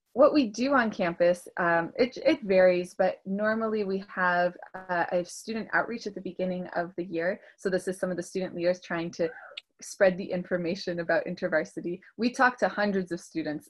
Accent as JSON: {"language": "English", "town": "Toronto", "region": "Ontario", "country": "Canada", "tie": "born or raised there", "also_born_or_lived": "Russia"}